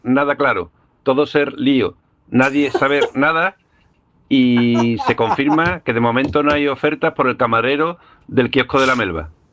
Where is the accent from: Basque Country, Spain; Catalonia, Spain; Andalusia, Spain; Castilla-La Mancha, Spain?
Andalusia, Spain; Seville; now in Australia; soy un, sevillano que reside aquí en, Australia